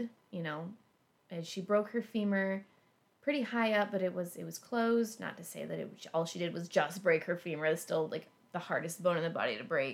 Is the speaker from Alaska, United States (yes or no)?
yes; Alaska, United States; now in Ohio, United States; I grew up in Alaska. I learned to drive in Alaska.